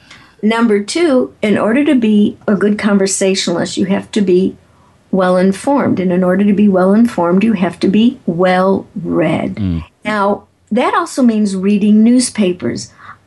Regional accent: Chicago, Illinois, United States; If you find out that I'm from Chicago and you're from Chicago and we both like deep dish pizza

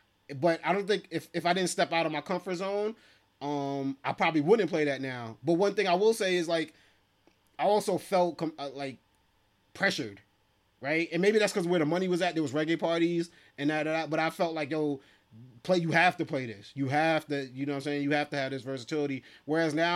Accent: New York City, New York, United States; I'm from East Flatbush, Brooklyn.

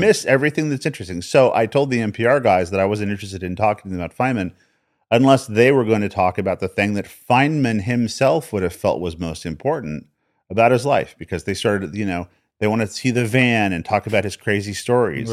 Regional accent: Albuquerque, New Mexico, United States; I was born in New Mexico. born in Albuquerque, New Mexico.

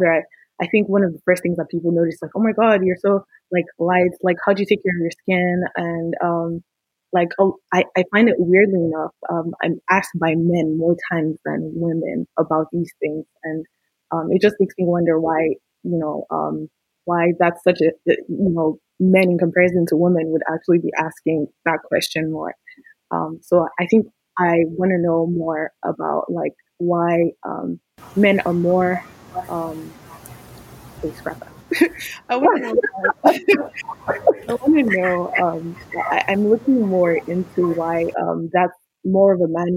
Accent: Nigeria; born or raised there; now in Houston, United States

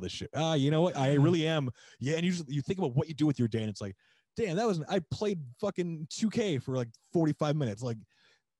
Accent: Ocean View, Hawaii, United States; born or raised there; also born or lived in Maui; now in Massachusetts, United States

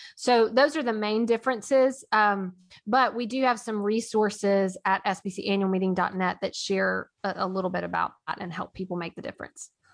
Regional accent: Nashville, Tennessee, United States; I am from Nashville

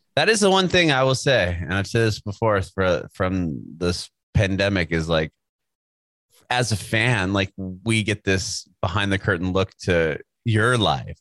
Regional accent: San Diego, California, United States; moved away as an adult; now in Nashville, United States; We were born and raised in San Diego

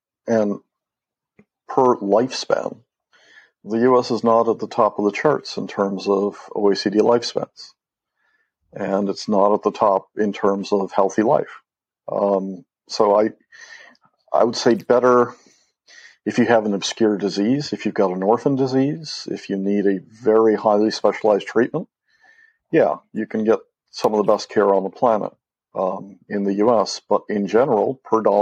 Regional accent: Mexico; moved away as an adult; I grew up in Mexico

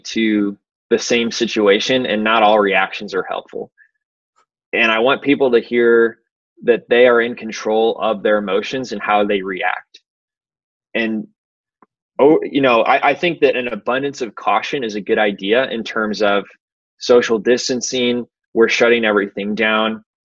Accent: St. Louis, Missouri, United States; much of it was in St. Louis where I grew up

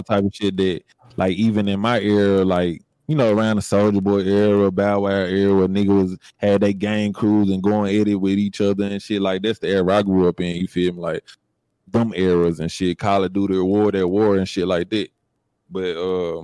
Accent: Jackson, Mississippi, United States; growing up in the hood, I'm from I'm from Jackson, Mississippi.

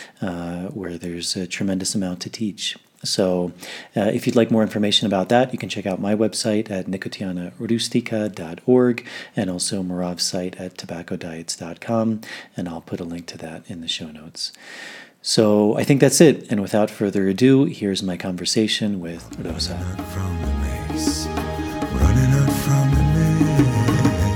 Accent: Washington, District of Columbia, United States; I grew up in Washington, D.C.

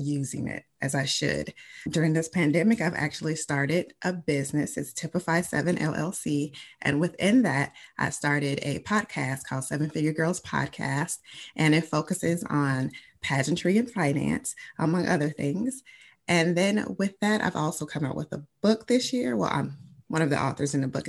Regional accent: Chicago, Illinois, United States; I am originally from Chicago, Illinois, born and raised

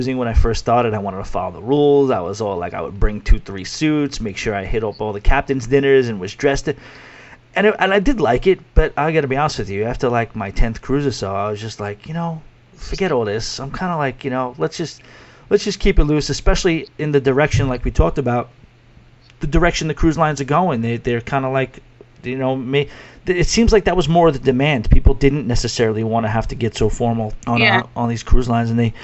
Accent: New York City, New York, United States; also born or lived in Florida; I'm from New York City and I run bars in New York City.

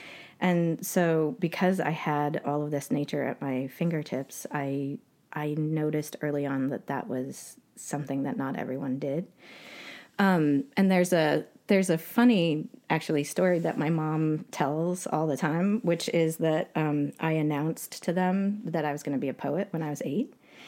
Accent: Utah, United States; also born or lived in Canada; I was born in Canada to two American parents who were absolute hippies, and they met in the Bay Area, San Francisco, in 1969. So I had a very creative, playful, wild, adventurous childhood. And we ended up spending some time in Utah.

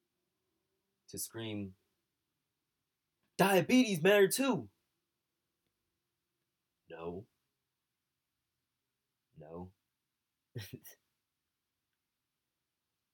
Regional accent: Bay Area, California, United States; I say I'm from the Bay Area. I'm from this area

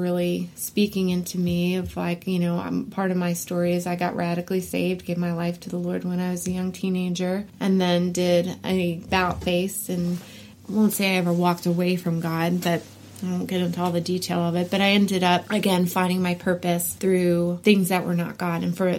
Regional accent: New York, United States; So I grew up in, like you said, I grew up in New York.

